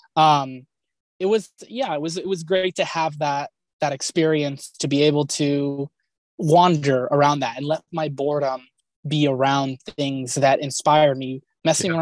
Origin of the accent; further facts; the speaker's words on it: Los Angeles, California, United States; born and raised in Southern California. I was born in the Kaiser in Woodland Hills, California, and lived in the Glendale, Pasadena area my entire life